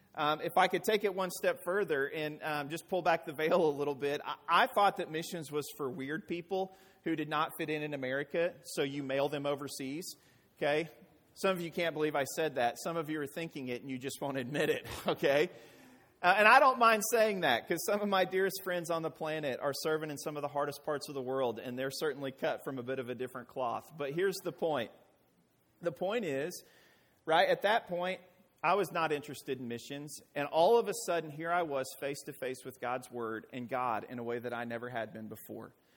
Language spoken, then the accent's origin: English; Arkansas, United States; I hail from Arkansas